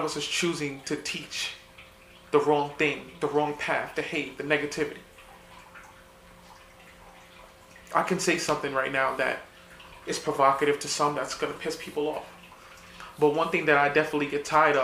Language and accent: English; New York City, New York, United States; I didn't grow up in a prominent neighborhood. I grew up in the South Bronx.